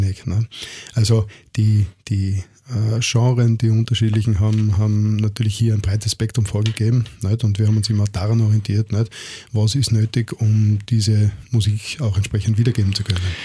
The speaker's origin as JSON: {"language": "German", "town": "Innsbruck", "region": "Tyrol", "country": "Austria", "moved": "yes", "lives_now": "Vienna, Austria", "said": "Ich komme aus Innsbruck."}